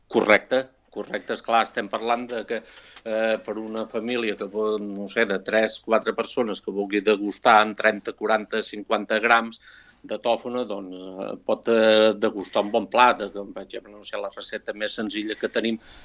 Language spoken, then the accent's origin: Catalan; Sant Julià de Vilatorta / l'Esquirol, Catalonia, Spain; now in Vic, Spain; jo sóc fill de Sant de l'Esquirol